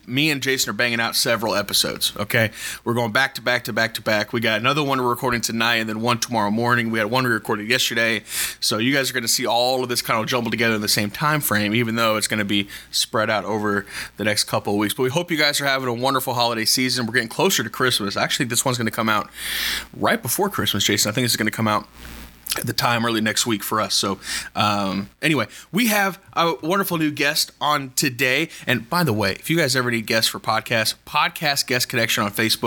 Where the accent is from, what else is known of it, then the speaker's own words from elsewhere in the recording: Texas, United States; I'm from Texas